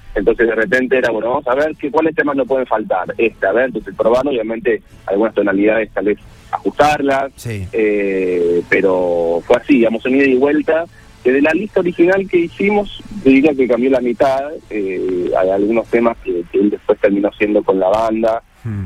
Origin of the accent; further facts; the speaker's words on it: Buenos Aires, Argentina; soy porteño